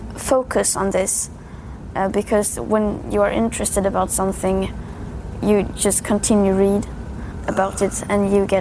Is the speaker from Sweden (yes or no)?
yes; Sweden; I am from Sweden, a small country.